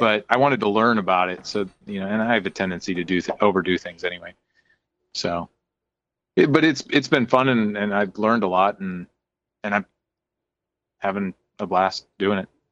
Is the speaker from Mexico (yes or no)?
no; Indiana, United States; I'm from Indiana